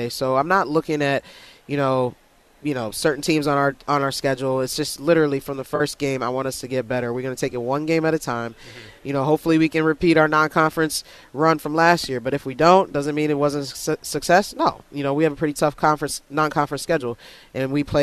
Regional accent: Herndon, Virginia, United States; I grew up in Northern Virginia.

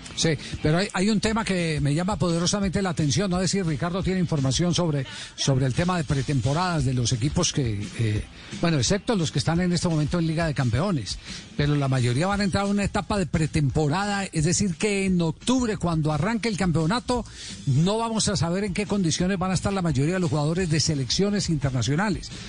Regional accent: Colombia

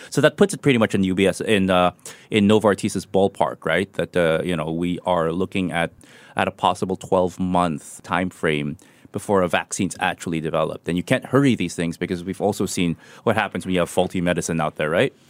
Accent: Manila, Metro Manila, Philippines; moved away; my hometown Manila

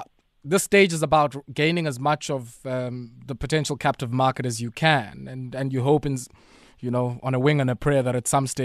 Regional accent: Queenstown, Eastern Cape, South Africa; I'm from Queenstown.

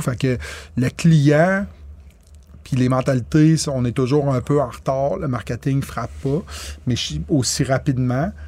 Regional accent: Quebec, Canada; je suis un Québécois pur laine

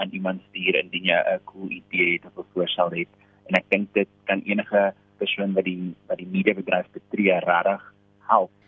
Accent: South Africa; ons ervarings as gay Afrikaanse Suid-Afrikaners

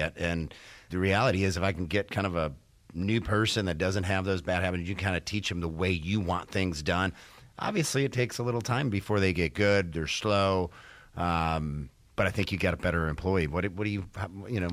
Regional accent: Detroit, Michigan, United States; moved away; I'm from Detroit originally

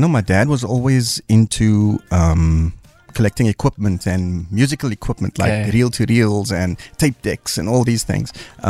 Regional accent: Cape Town, Western Cape, South Africa; I grew up in Montana.

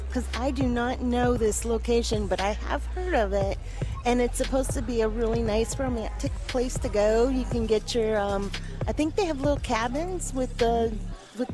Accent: Ohio, United States; moved away; I'm from Ohio.

